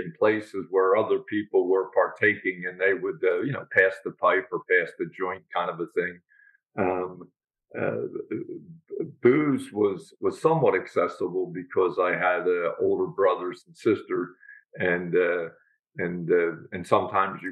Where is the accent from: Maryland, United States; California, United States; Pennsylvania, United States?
Pennsylvania, United States; Philadelphia; also born or lived in Feasterville, Bucks County, Pennsylvania; I grew up in Northeast Philadelphia, and until the age of 9, and then we moved to Feasterville, Bucks